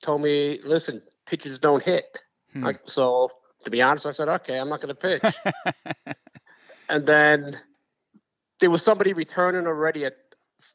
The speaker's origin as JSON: {"language": "English", "town": "New York City", "region": "New York", "country": "United States", "tie": "born or raised there", "said": "growing up in Brooklyn"}